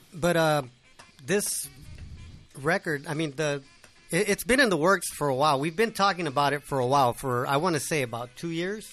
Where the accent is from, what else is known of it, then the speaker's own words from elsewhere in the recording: Norwalk, California, United States; I grew up in Norwalk